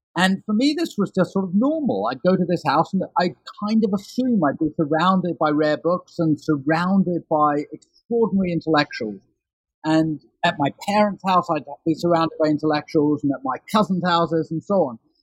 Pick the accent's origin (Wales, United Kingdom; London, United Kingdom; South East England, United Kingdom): London, United Kingdom; I grew up in London in the 1970s and 1980s